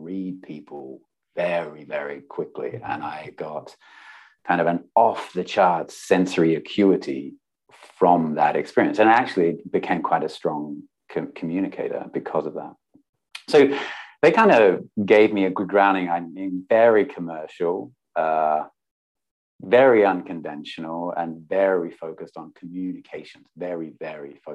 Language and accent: English; Pinnaroo, South Australia, Australia; I grew up in a country town in South Australia called Pinneroo